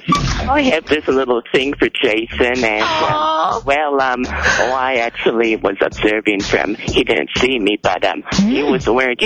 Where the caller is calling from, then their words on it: Minneapolis, Minnesota, United States; I'm calling from Minneapolis.